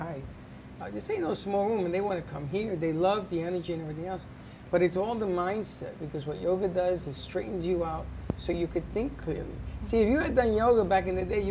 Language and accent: English; New York City, New York, United States; I grew up in the Bronx